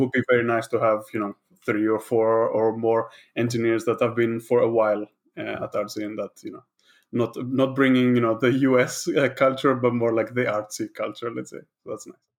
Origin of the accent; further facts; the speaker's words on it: Greece; moved away as an adult; also born or lived in Netherlands; now in London, United Kingdom; I am from Greece